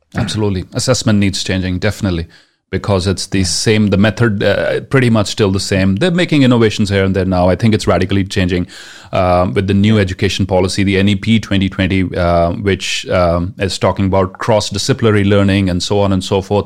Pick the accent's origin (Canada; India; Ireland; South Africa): India; first language Punjabi; English is a second language; my mother tongue, which happens to be Punjabi